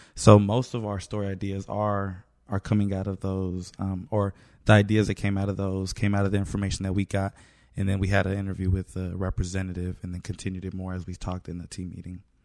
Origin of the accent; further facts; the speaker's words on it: Kansas City, Kansas, United States; I'm from Wyandotte County, Kansas City, Kansas